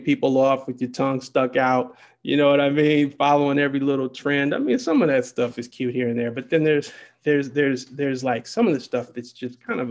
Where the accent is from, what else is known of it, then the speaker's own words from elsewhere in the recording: Detroit, Michigan, United States; moved away; I'm from Detroit, and where I come from